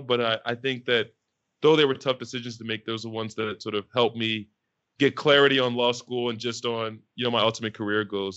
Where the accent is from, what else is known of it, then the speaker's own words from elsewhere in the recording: Philadelphia, Pennsylvania, United States; moved away as an adult; also born or lived in California; I was fortunate enough growing up in Philly